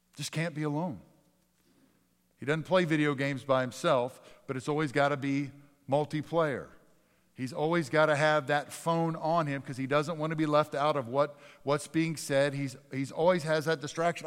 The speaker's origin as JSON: {"language": "English", "region": "Northeast", "country": "United States", "tie": "born or raised there", "said": "I grew up in the Northeast."}